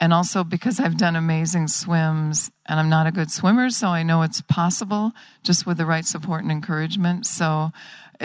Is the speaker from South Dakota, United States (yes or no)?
yes; South Dakota, United States; now in San Francisco, United States; I'm originally from South Dakota, and I'm a pediatrician and live in San Francisco